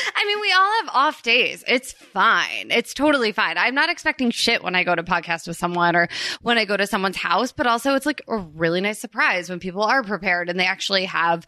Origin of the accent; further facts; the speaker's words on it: Princeton, New Jersey, United States; I grew up in Princeton, New Jersey